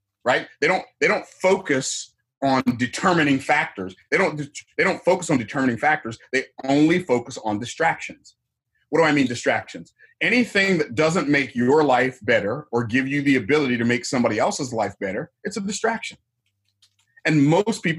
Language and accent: English; Tampa, Florida, United States; I was born in the town I live in now. I was born in Tampa, Florida in 1961